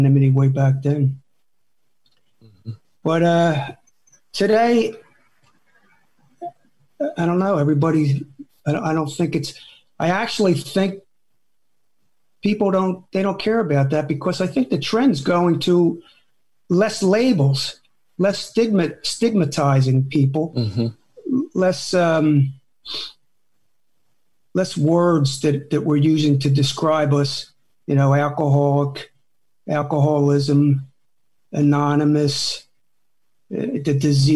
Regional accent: New Jersey, United States; moved away; back east, I come from South Jersey. So back east, there was a lot of kids my age in the neighborhood

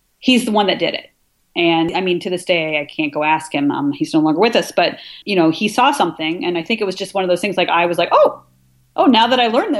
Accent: Washington, United States; moved away as an adult; also born or lived in Michigan / New York; I moved from Michigan back to Washington State, which is my home state

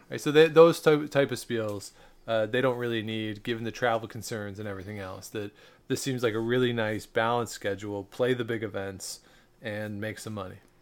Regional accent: Canada; we are Canadian

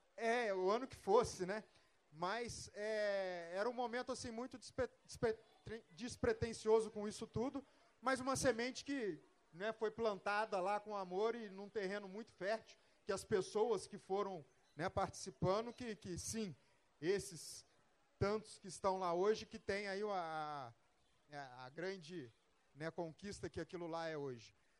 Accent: Volta Redonda, Rio de Janeiro, Brazil; moved away; also born or lived in São José dos Campos; eu sou natural de Volta Redonda, e no, nos primeiros dias de aula me apresentaram à praça.

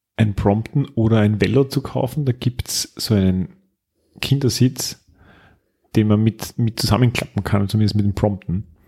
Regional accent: Styria, Austria; moved away as an adult; now in Vienna, Austria

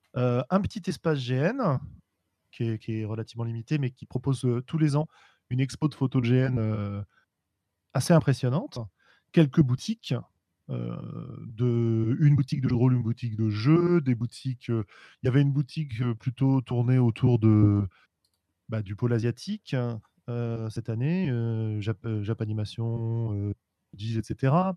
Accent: Paris, Île-de-France, France; je suis parisien.

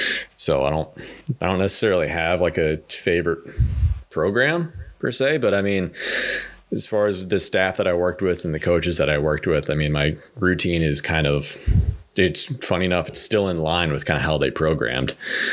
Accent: Ohio, United States; moved away as an adult; now in Traverse City, United States; No, actually, I grew up in Ohio. I've lived in Ohio for 26 years of my life.

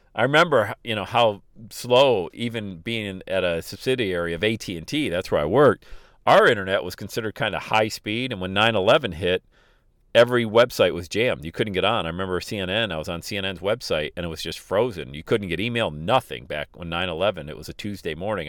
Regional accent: Bradford, Pennsylvania, United States; now in Cincinnati, United States; my hometown in Bradford, Pennsylvania

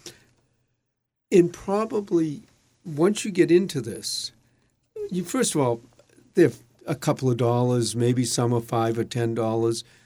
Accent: Boston, Massachusetts, United States; when I grew up in Dorchester, which is a s, section of Boston

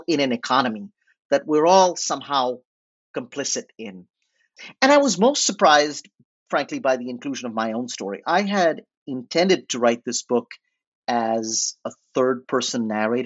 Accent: India; moved away as an adult; also born or lived in New Orleans; I was estranged from my home, from India

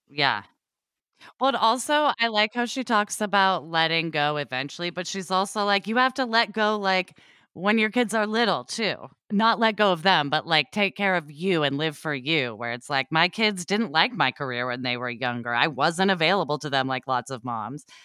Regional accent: Oregon, United States; I grew up in Oregon

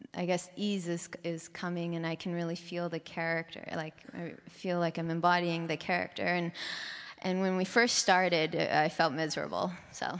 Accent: Vancouver, British Columbia, Canada; moved away as an adult; now in San Francisco, United States; Vancouver was a great city to grow up in.

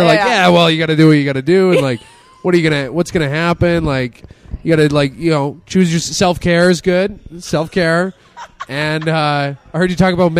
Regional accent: Ghana; I'm from Africa. I'm from Ghana.

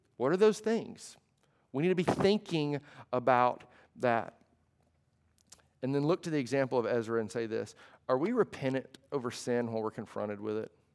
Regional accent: United States; being an American

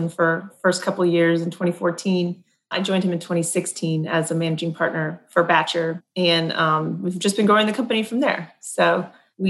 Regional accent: Montana, United States; now in New Orleans, United States; I grew up in Montana.

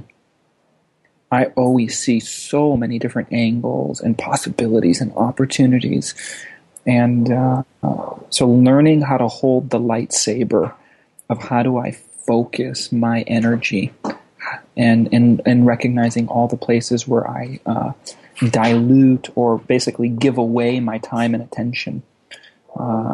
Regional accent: Los Angeles, California, United States; also born or lived in Lausanne, Switzerland / Amsterdam; then in LA through high school

